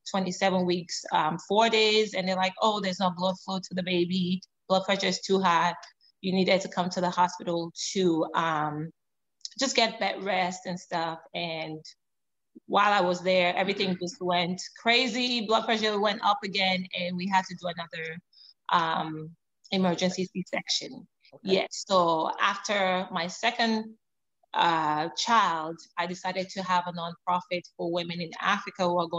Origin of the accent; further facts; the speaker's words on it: Canada; also born or lived in Sierra Leone; now in United States; I was born in Sierra Leone, grew up in Canada, moved to US about 9 years ago.